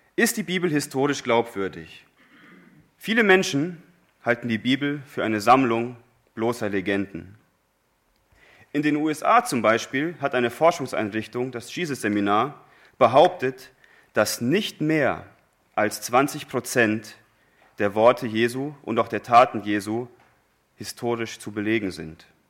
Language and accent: German; Germany; wir Deutsche